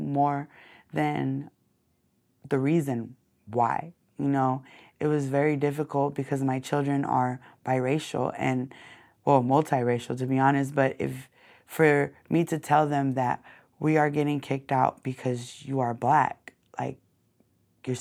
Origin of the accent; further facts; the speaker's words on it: Long Beach, California, United States; I grew up in an apartment complex, 842 Alamitos Avenue